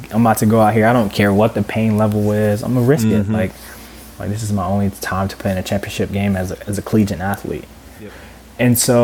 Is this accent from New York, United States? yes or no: no; Cordele, Georgia, United States; moved away as an adult; also born or lived in Miami; I grew up in Cordial, Georgia, Southwest Georgia. Very rural town